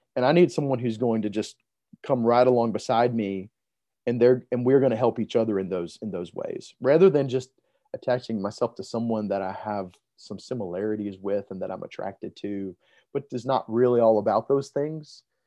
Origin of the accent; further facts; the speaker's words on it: Montgomery, Alabama, United States; now in Texas, United States; I grew up in Mo-, Montgomery, Alabama